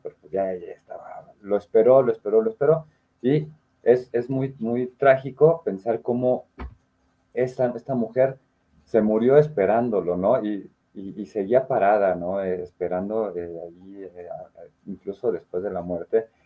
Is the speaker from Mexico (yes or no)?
yes; Mexico; como mexicanos nos reímos un poquito de la muerte